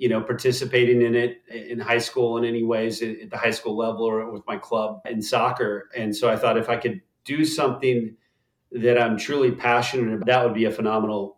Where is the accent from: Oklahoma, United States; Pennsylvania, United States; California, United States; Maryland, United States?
Oklahoma, United States; Tulsa; moved away as an adult; also born or lived in Leicester, England; I was raised in Tulsa, Oklahoma, a fantastic city.